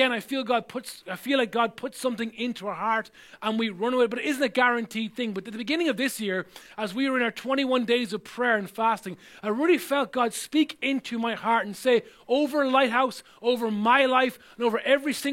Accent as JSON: {"language": "English", "country": "Ireland", "tie": "born or raised there", "said": "growing up in Ireland"}